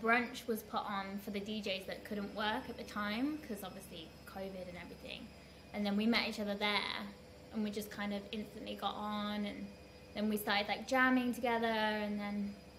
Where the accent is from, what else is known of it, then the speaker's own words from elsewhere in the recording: Worcester, West Midlands, United Kingdom; moved away as an adult; now in Dubai, United Arab Emirates; I'm from the Midlands in the UK, a little town called Worcester, just outside of Birmingham.